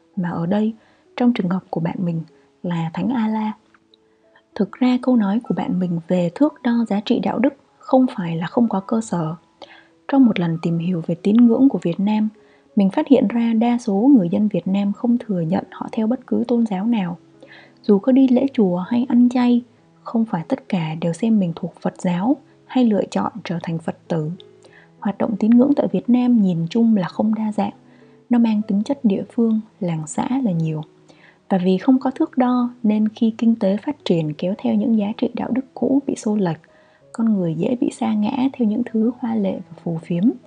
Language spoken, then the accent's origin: Vietnamese; Vietnam; moved away as an adult; also born or lived in Austria; mình duy nhất là người Việt